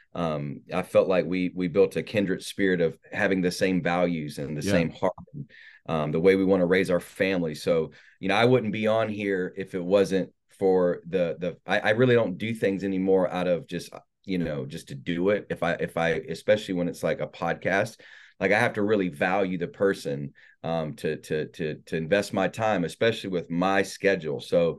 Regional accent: North Carolina, United States; So I was born in South Carolina, but my parents really ruined my life the majority of the time in North Carolina.

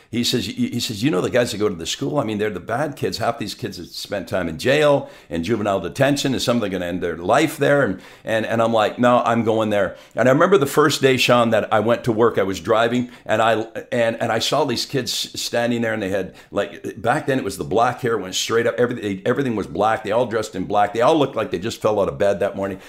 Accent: southern Quebec, Canada; also born or lived in Montreal; now in Abbotsford, Canada; My wife and I are from southern Quebec.

